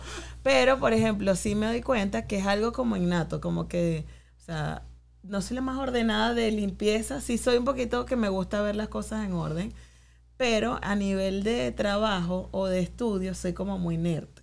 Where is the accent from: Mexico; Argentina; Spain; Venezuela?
Venezuela; now in New York, United States; como venezolanos